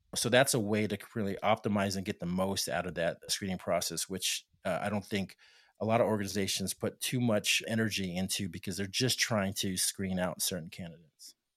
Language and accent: English; El Paso, Texas, United States; I'm from Opasso, Texas